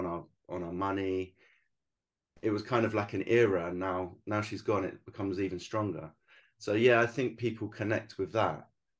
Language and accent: English; England, United Kingdom; moved away as an adult; I thought when I came over as the Englishman into their country, it looks a bit arrogant when you kind of go, look at all my work.